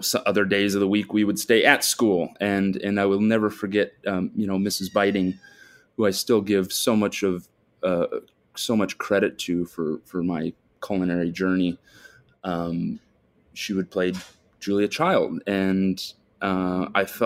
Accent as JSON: {"language": "English", "town": "Omaha", "region": "Nebraska", "country": "United States", "tie": "born or raised there", "said": "I was born and raised in Omaha, Nebraska"}